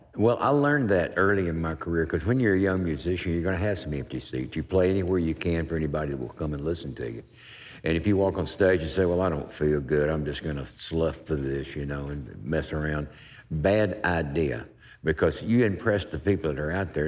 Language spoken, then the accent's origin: English; Wilmington, North Carolina, United States; I'm from Wilmington, North Carolina. It's a, it's a seaport town